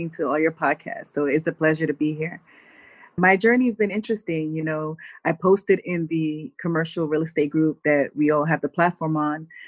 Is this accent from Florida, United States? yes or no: no; New York City, New York, United States; grew up in the Bronx in an apartment building